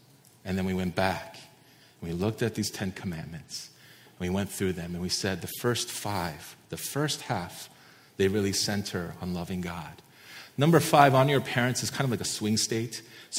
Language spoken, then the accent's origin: English; East Coast, United States; now in Santa Barbara, United States; many of you know I came from the East Coast and I absolutely hate the winter. I hate the snow. I hate cold weather.